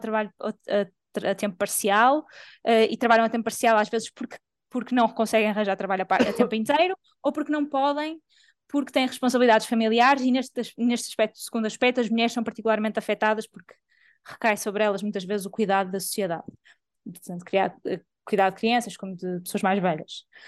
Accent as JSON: {"language": "Portuguese", "country": "Portugal", "said": "sou portuguesa e trabalho em Portugal"}